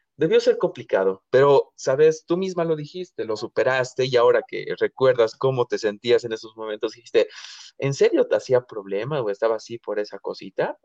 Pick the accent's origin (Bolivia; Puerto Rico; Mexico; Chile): Bolivia; yo aquí como boliviano